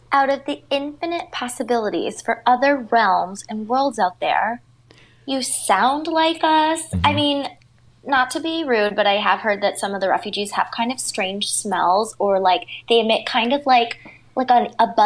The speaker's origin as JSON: {"language": "English", "country": "Canada", "said": "Oh, I'm Canadian. Everyone here."}